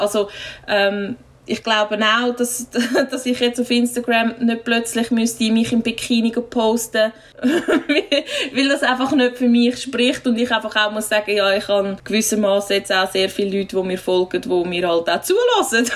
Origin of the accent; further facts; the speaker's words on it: village near Einsiedeln, Schwyz, Switzerland; ich wohne zwar wieder äh, im Nebendorf, wo ich aufgewachsen bin